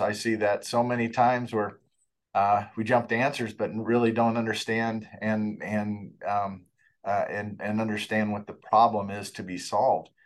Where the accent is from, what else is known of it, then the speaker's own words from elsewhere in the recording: Fort Collins, Colorado, United States; I grew up in Fort Collins, so Fort Collins is my hometown